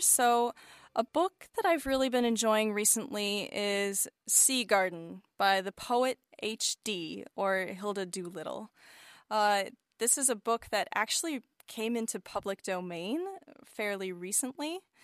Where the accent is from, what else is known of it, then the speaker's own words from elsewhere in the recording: United States; I am an American composer of choral, vocal, and chamber music